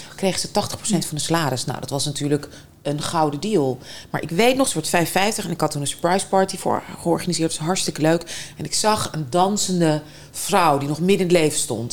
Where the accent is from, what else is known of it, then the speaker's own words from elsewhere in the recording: Moscow, Russia; moved away; Moskou. Eh, of nou ja, buiten Moskou, maar anyway, Moskou ja. opgegroeid.